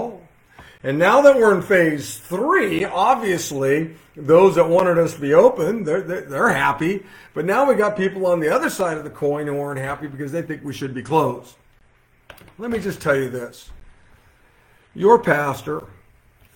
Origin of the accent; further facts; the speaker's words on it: Modesto, California, United States; I'm looking in the Modesto Bee. I'm looking in the, which is my hometown paper